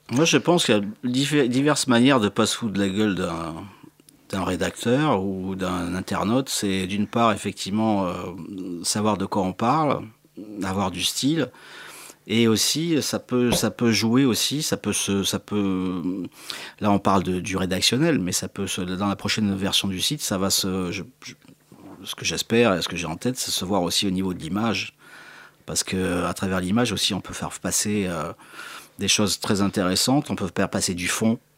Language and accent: French; Marseille, Provence-Alpes-Côte d'Azur, France; also born or lived in Corsica; J'ai vécu dans les quartiers nord de Marseille quand j'étais gamin